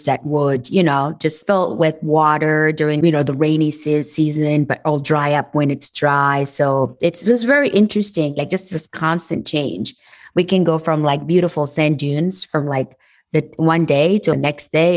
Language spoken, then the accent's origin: English; Dori, Sahel, Burkina Faso; English is a second language; moved away as an adult; now in United States; I was born and raised in Burkina Faso. And Burkina Faso is a country that is located in West Africa. And the town where I was born actually is called Dori